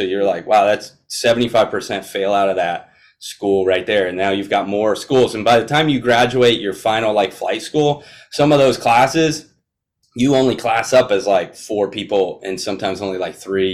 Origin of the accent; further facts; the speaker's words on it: Florida, United States; I grew up in Florida